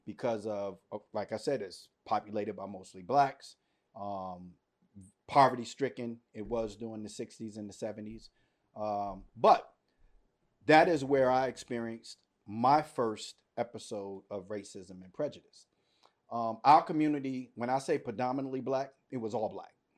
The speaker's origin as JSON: {"language": "English", "town": "Washington", "region": "District of Columbia", "country": "United States", "tie": "born or raised there", "said": "I was born and raised in Washington, D C."}